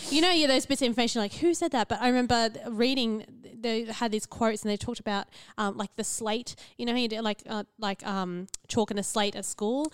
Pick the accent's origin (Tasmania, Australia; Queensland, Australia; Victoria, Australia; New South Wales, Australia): Queensland, Australia; central; I grew up in the central Queensland